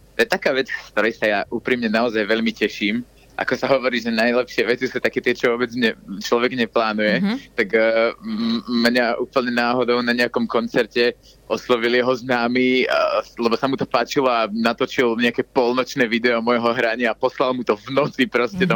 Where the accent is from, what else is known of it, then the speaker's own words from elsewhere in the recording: Slovakia; Teraz som doma na Slovensku